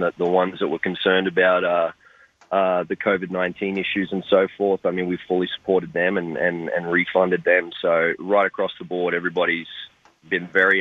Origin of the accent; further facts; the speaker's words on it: Australia; moved away as an adult; now in United States; I was growing up in Australia